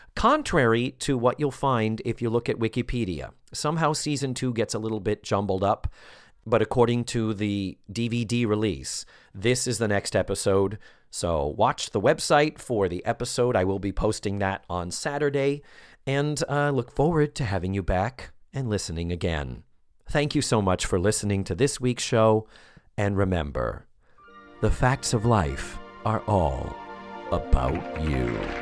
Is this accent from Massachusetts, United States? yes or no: yes; Massachusetts, United States; I'm from Massachusetts